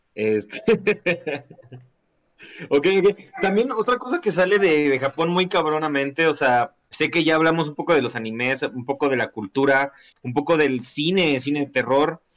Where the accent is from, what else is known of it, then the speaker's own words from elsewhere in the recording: Mexico; aquí en México